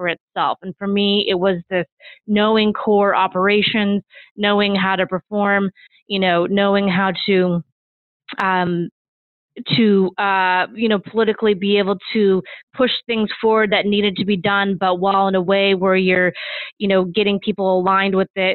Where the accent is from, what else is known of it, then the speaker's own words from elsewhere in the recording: Midwest, United States; moved away; I grew up in the Midwest